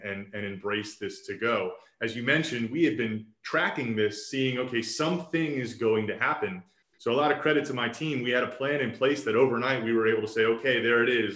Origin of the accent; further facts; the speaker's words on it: Roswell, Georgia, United States; I was raised here in Roswell. So I went to elementary, middle, high school here in Roswell, graduated from Roswell High School in 2003.